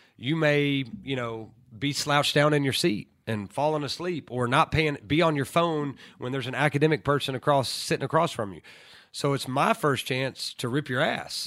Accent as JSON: {"language": "English", "town": "Lookout Mountain", "region": "Tennessee", "country": "United States", "also_born_or_lived": "Ooltewah, Tennessee", "said": "I'm from Lookout Mountain of Tennessee"}